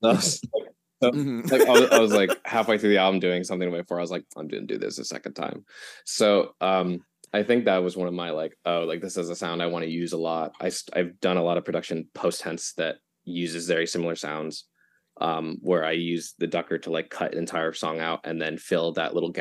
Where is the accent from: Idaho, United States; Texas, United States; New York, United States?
New York, United States; I am from New York, living with my boyfriend and three cats